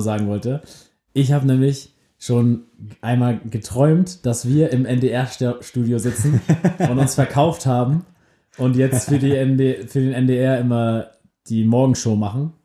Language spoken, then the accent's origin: German; Germany; wir sind beide aus der Nähe von Hamburg